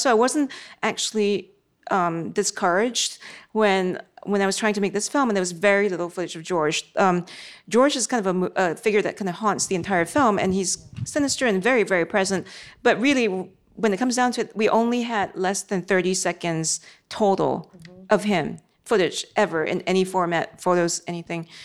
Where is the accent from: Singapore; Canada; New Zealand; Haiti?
Singapore; I was a teenager then growing up in Singapore